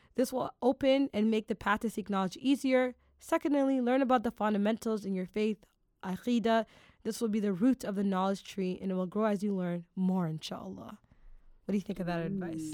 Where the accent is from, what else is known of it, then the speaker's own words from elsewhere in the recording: Toronto, Ontario, Canada; Toronto, my hometown